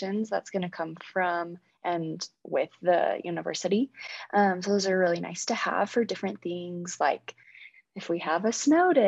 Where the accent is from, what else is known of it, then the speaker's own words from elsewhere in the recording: Cache Valley, Utah, United States; I am from here in Cache Valley.